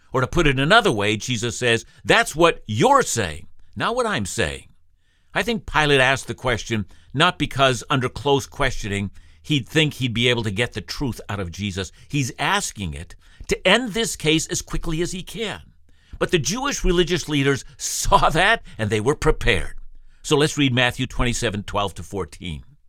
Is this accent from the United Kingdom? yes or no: no; Canada; when I was a boy growing up in the Canadian school system